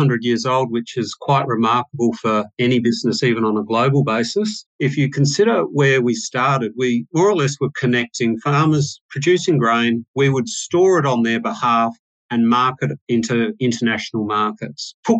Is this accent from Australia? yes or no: yes; South Australia, Australia; I actually grew up on a farm in South Australia. So started off as a bit of a country lad, I suppose.